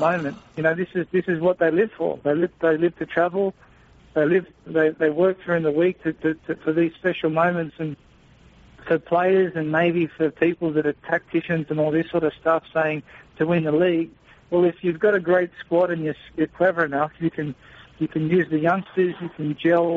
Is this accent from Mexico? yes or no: no; Australia; as an athlete and as an Australian socceroo